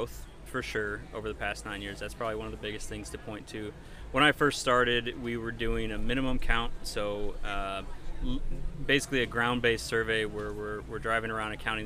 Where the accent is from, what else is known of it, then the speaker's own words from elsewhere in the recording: Finger Lakes region, Western New York, United States; moved away as an adult; also born or lived in Michigan / Alberta / Montana; now in Pennsylvania, United States; I am originally from Western New York, not far away, you know, just over the border into New York, Finger Lakes region